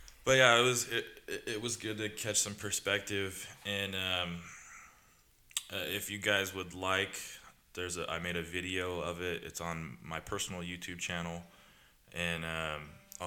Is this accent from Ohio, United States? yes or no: no; Southern California, United States; born and raised in Southern California.